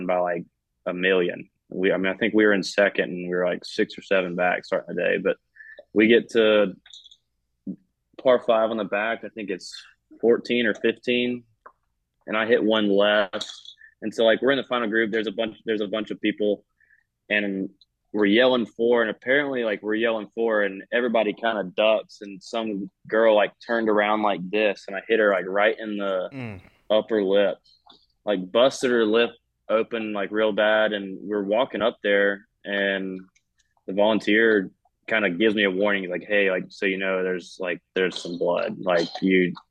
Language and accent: English; the Carolinas, United States; now in Georgia, United States; I grew up in the Carolinas, I live in Georgia